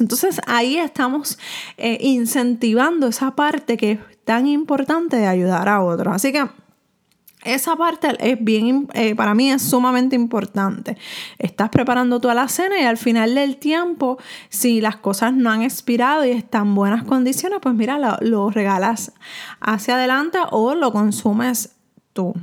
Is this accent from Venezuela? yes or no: no; Puerto Rico; aquí en Puerto Rico, donde yo me encuentro viviendo y de donde soy